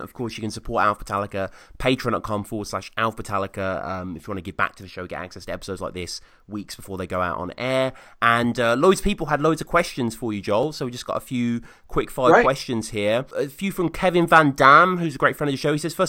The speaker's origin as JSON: {"language": "English", "country": "United Kingdom", "said": "we're British"}